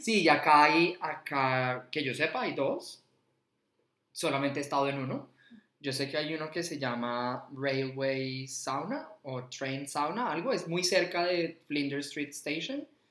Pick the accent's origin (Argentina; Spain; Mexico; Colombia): Colombia; Bogotá; moved away as an adult; now in Australia; soy de Bogotá nacía ya hace 37 años